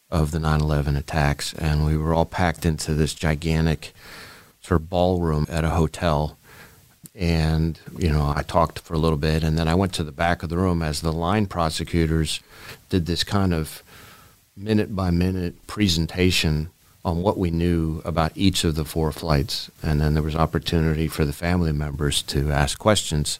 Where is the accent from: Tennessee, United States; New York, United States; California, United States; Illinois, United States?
New York, United States; New York City; moved away; I grew up in Manhattan, in New York City